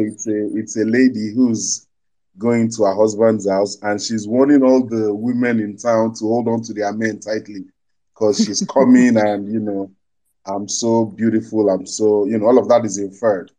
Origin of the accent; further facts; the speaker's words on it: Ijebu-Ode, Ogun State, Nigeria; I am Yoruba. I come from Ogun State